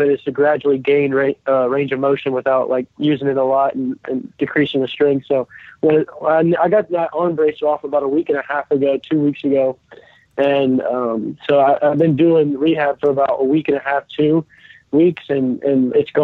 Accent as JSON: {"language": "English", "town": "Acworth", "region": "Georgia", "country": "United States", "tie": "born or raised there", "said": "growing up in Atlanta, I was a Braves fan"}